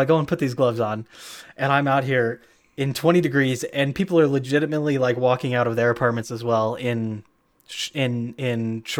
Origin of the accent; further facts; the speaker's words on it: Idaho, United States; are you from Idaho? I'm like, yes, I am. Definitely.